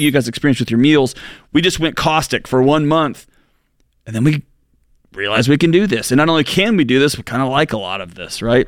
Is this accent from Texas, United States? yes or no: yes; Texas, United States; born or raised there; moved away as an adult